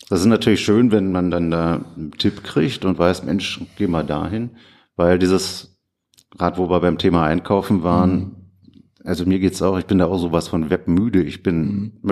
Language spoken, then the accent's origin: German; Berlin, Germany; Ja gut, also dieses Ursprungsding als Berliner Kind äh, hat man natürlich hier … von … gehört